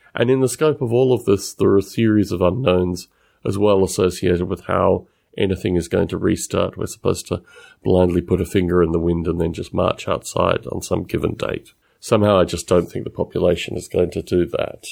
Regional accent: Australia; accent: Australian-esque; my accent

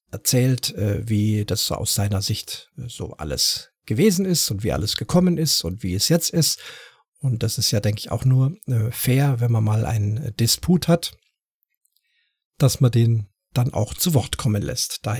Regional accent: Munich, Bavaria, Germany; born there; Ich äh, komme ja selber, bin ja gebürtiger Münchner, auch wenn ich jetzt nicht so schön bayerisch sprechen kann wie Buttenchor

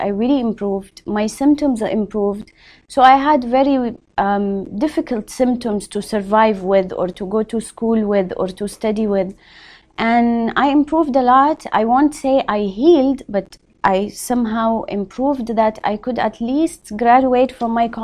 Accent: Riyadh, Riyadh Province, Saudi Arabia; now in Jeddah, Saudi Arabia; I grew up in Riyadh, but I moved to Jeddah.

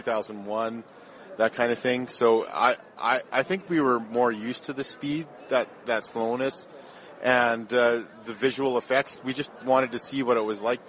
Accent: Edmonton, Alberta, Canada; I grew up in Edmonton, Alberta, Canada.

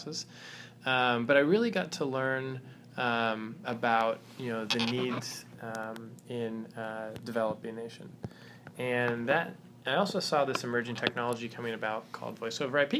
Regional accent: Southern California, United States; I grew up in Southern California

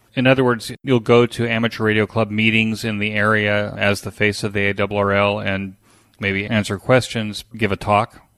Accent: United States; we did as kids growing up in America

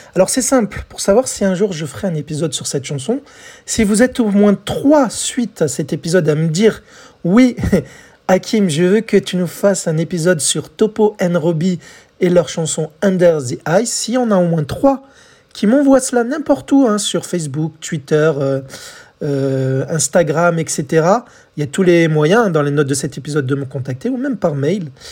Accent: France; chez nous, en France

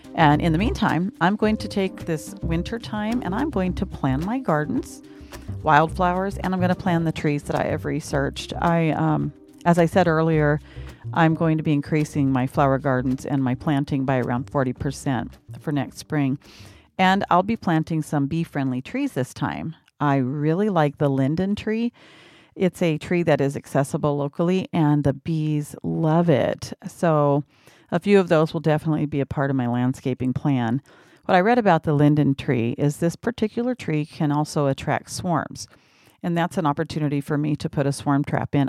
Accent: Washington, United States; moved away as an adult; also born or lived in Phoenix, Arizona; I was from Washington

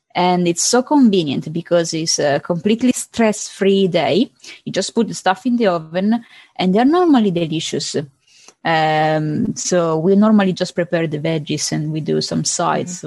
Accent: Palermo, Sicily, Italy; English is a second language; I'm from Palermo, I'm from Sicily

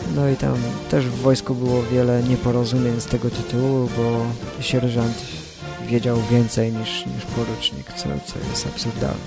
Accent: Bydgoszcz, Kuyavian-Pomeranian Voivodeship, Poland; przyjeżdżałem do Bydgoszczy, skąd pochodzę

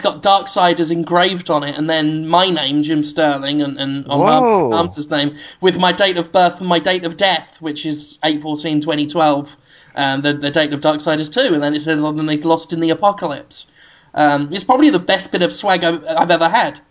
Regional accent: United Kingdom; I'm British

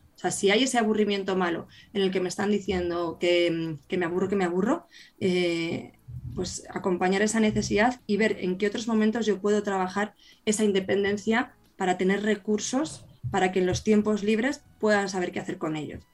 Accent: Burgos, Castile and León, Spain; yo que soy de Burgos

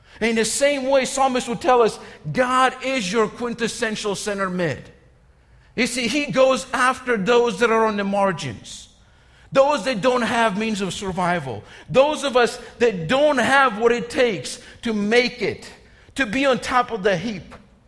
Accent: Georgia, United States; You know, growing up in Georgia, I've talked about this. We didn't have many sports options, okay?

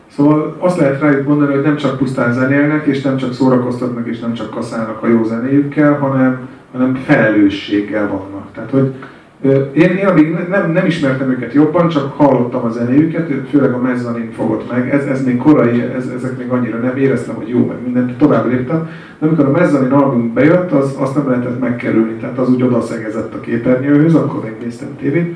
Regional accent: Hungary; én ott álltam magyarként

